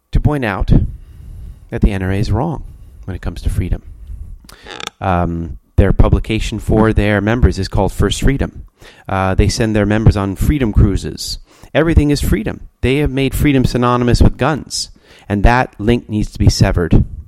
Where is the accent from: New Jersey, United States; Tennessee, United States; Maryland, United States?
Maryland, United States; Towson; I grew up in Towson which is very safe and only a few miles away